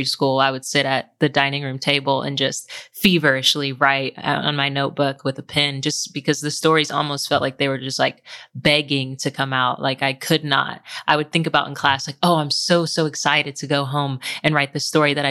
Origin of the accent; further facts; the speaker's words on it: Oklahoma City, Oklahoma, United States; I grew up in Oklahoma City with my mom and two siblings.